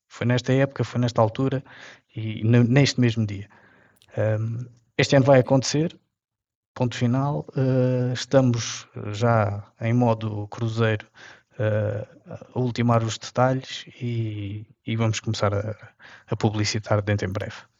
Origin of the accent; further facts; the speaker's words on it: Castelo Branco, Portugal; saímos aqui de Castelo Branco para um passeio eu era miúdo, tinha uns, uns 10 anos